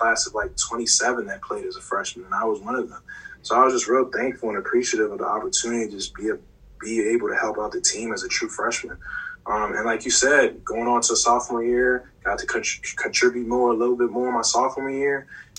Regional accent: Maryland, United States; I'm coming from Maryland up to Pittsburgh, and I've decided on Pittsburgh

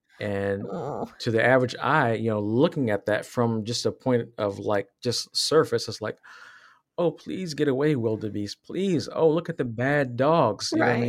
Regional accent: Virginia, United States; I was raised in Virginia. And so in Southwest Virginia.

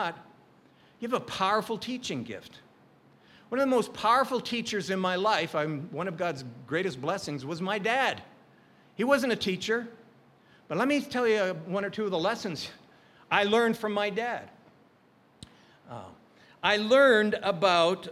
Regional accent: Calgary, Alberta, Canada; now in Hawaii, United States; we grew up in Calgary, Alberta.

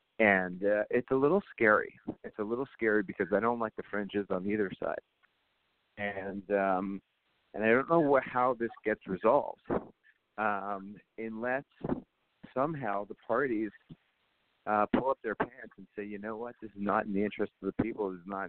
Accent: Canada; And I know the good side and the bad side on that as a Canadian.

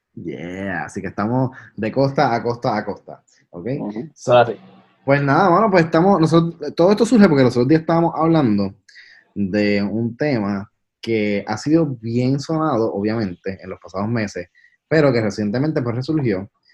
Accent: Puerto Rico; los tres somos boricuas

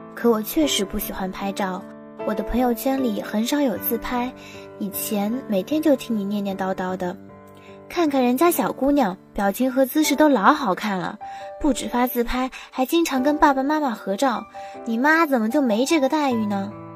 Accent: Tiantai, Zhejiang, China; moved away as an adult; now in Nanjing, China; 来自浙江天台。我在南京大学，距离我的家乡四百五十六公里

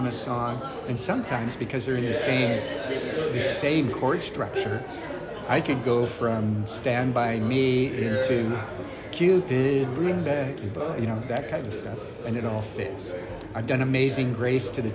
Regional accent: Winnipeg, Manitoba, Canada; now in Toronto, Canada; growing up in Winnipeg

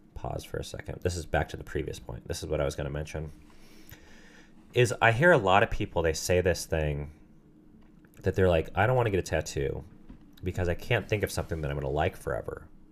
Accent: Southern California, United States; I grew up in Southern California

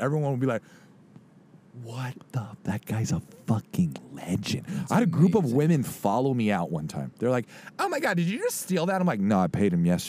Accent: California, United States; I'm from California.

